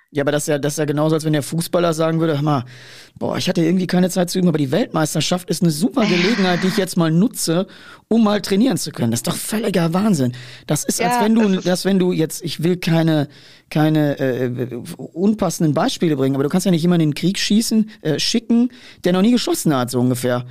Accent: Ruhr area, North Rhine-Westphalia, Germany; ich komme ja aus der Wiege des Ruhrgebiets

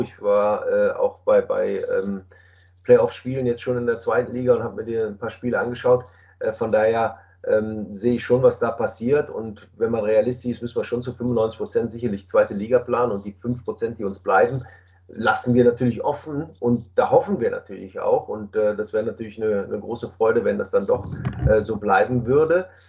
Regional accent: Düsseldorf, North Rhine-Westphalia, Germany; nach Düsseldorf gefahren, in meine Heimatstadt

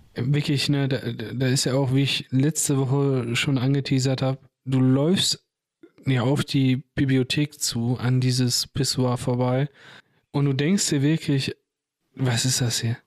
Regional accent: Bochum, North Rhine-Westphalia, Germany; Ich bin größtenteils in Weidmar und Ehrenfeld dort aufgewachsen.

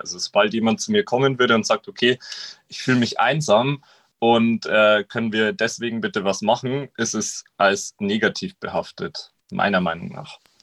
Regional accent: Regensburg, Bavaria, Germany; ich komme ja aus der Single-Hauptstadt in Deutschland, aus Regensburg

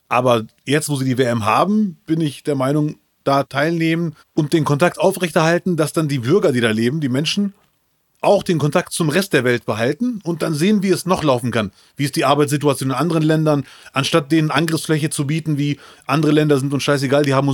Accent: Morocco; also ich als Marokkaner und Moslem würde doch gerne Kritik.

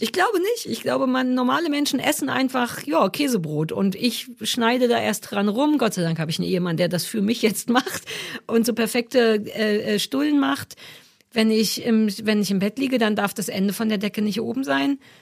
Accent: East Germany, Germany; als alter Ossi

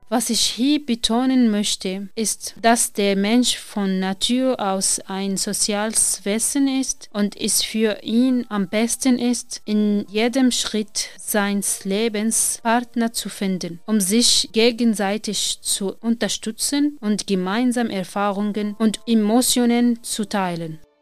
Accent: Syria; German is a second language; moved away as an adult; also born or lived in Damascus; now in Germany; komme aus Syrien

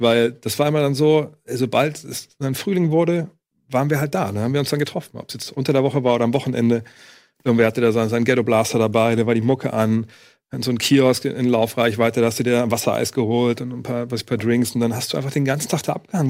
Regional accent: Wolfsburg, Lower Saxony, Germany; moved away as an adult; also born or lived in Cologne; Ich komme aus Wolfsburg

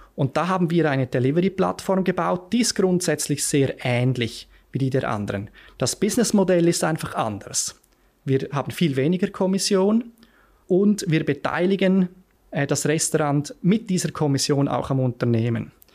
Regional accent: Lenzerheide, Graubünden, Switzerland; moved away as an adult; also born or lived in Zurich; ich bin auf der Lenzerheide aufgewachsen

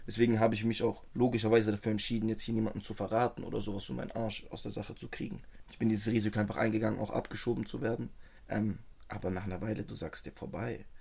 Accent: Tübingen / Stuttgart area, Baden-Württemberg, Germany; Ich bin hier geboren

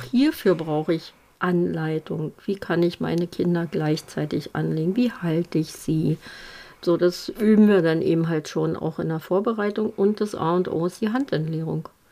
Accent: Germany; bei uns in Deutschland

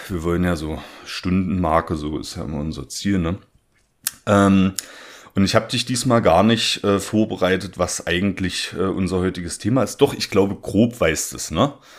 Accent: Germany; now in Leipzig, Germany; auch meine, meine Heimatregion, da komme ich auch her

